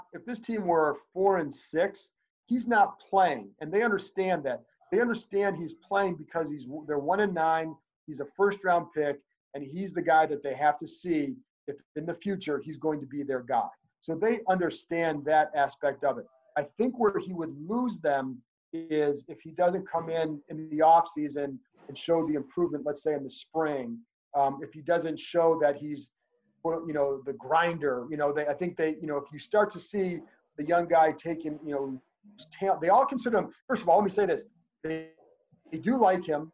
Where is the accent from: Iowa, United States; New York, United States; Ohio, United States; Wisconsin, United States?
Ohio, United States; Cleveland; moved away; I grew up in Cleveland